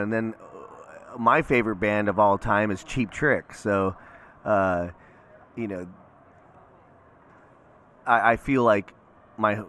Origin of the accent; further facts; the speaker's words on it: Lansing, Illinois, United States; now in Virginia, United States; I was born and raised in Illinois, a little town called Lansing, Illinois